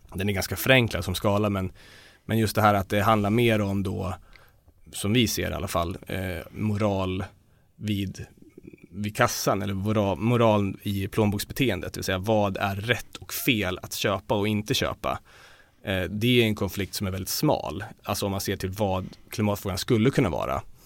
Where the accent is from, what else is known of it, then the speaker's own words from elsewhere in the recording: Dalarna County, Sweden; Jag kommer själv från Dalarna